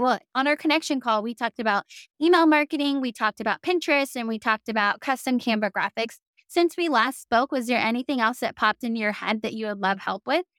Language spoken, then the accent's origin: English; the South, United States; accent: southern; other people who live in the South, my southern accent starts to slip out